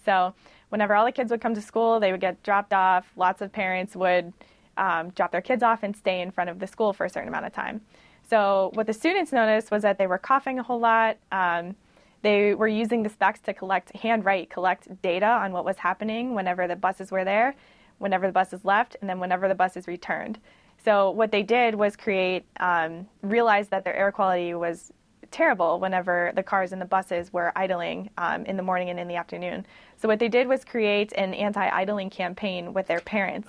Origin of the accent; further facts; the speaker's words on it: Pittsburgh, Pennsylvania, United States; I am from Pittsburgh. Mm-hmm. Um, born and raised